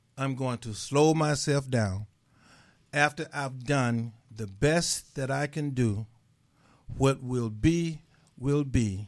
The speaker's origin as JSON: {"language": "English", "region": "Mississippi", "country": "United States", "said": "I'm from Mississippi."}